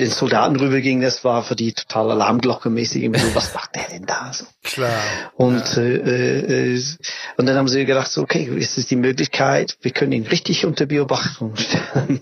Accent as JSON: {"language": "German", "region": "England", "country": "United Kingdom", "second_language": "German", "moved": "as an adult", "lives_now": "Berlin, Germany", "said": "ich komme aus England"}